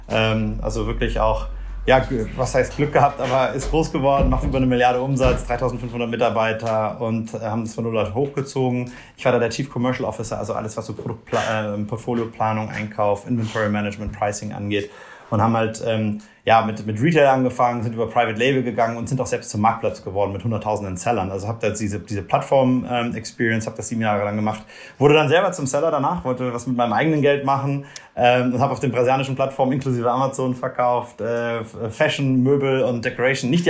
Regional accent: Rhineland, Germany; moved away as an adult; also born or lived in Brazil; komme ich, komm ich aus Deutschland, aus dem Rheinland

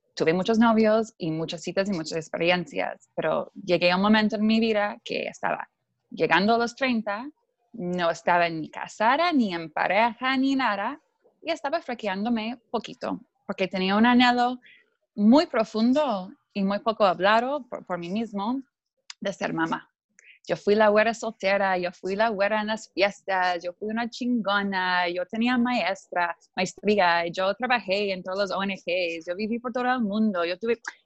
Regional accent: Canada; Spanish is a second language; moved away as an adult; also born or lived in Mexico / Buenos Aires; yo crecí en Canadá eh, y soy, mi papá es alemán, mi mamá es canadiense

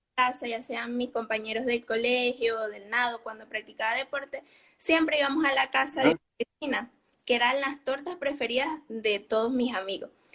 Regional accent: Barquisimeto, Lara, Venezuela; now in Almería, Spain; Yo soy de Venezuela, Barquisimeto, Guara.

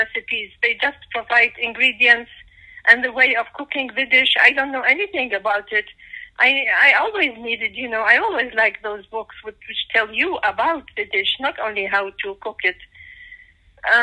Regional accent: Iraq; moved away as an adult; also born or lived in Baghdad / Mosul; now in United States; I come from Iraq, and I came to the States in 1990.

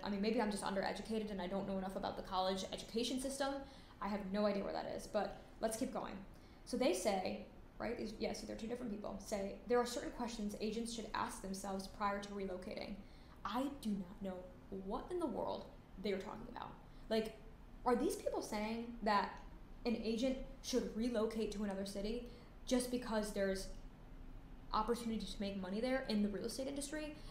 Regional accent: Connecticut, United States; I grew up in Connecticut

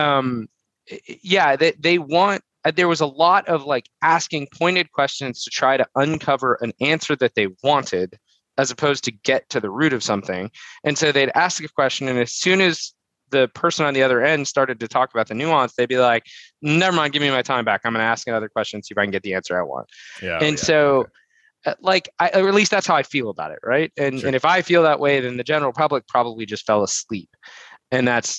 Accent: United States; as an American

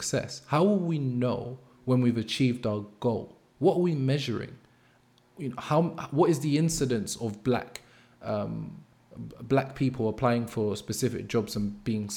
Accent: London, United Kingdom; I grew up in Brixton, Angel Town

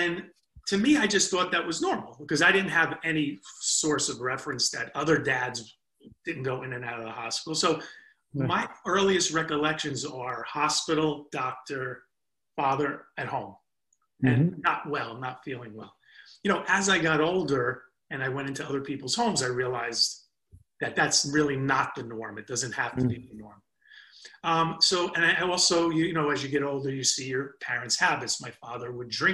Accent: New Jersey, United States; we're from Jersey

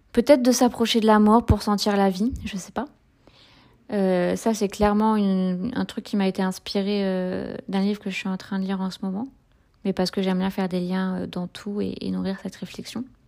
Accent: Saint-Brieuc, Brittany, France; moi je suis de Saint-Brieuc

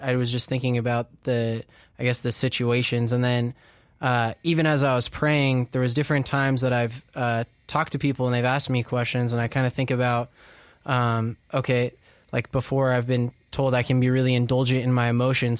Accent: Orange County, California, United States; I grew up in Orange County

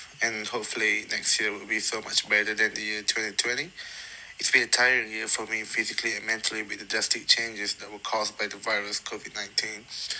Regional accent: Malaysia; moved away as an adult; now in New Zealand; as I'm living far from my family. With the travel restrictions, it makes me hard to go back to Malaysia, which is my home country

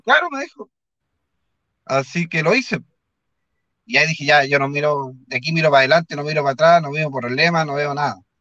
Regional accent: Concepción, Biobío, Chile; yo que soy de Concepción

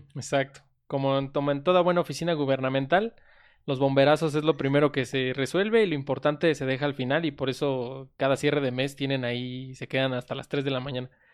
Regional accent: Mexico; somos de México

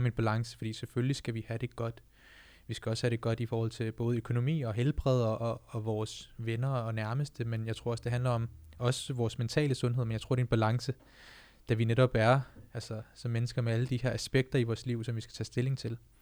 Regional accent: Denmark; jeg er født og opvokset i Danmark, men mine forældre er fra Indien, fra Punjab

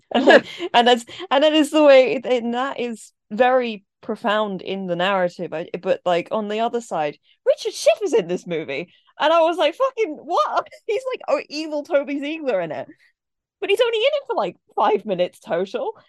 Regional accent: England, United Kingdom; I was, you know, raised in England

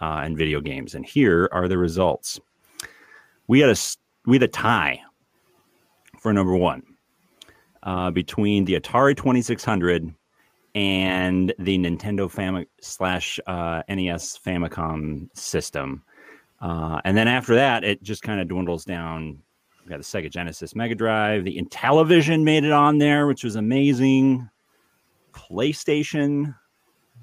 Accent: United States; as an American

